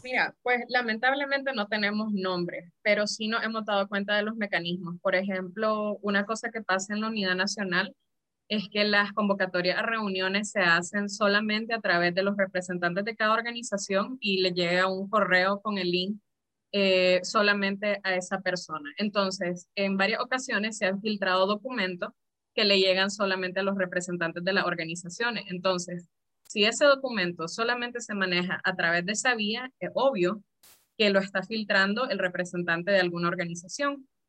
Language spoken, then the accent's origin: Spanish; Nicaragua; como nicaragüenses